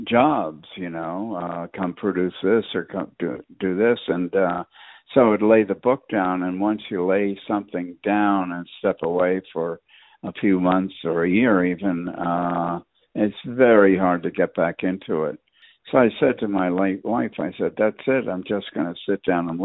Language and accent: English; New York City, New York, United States; now in Los Angeles, United States; I'm from New York City.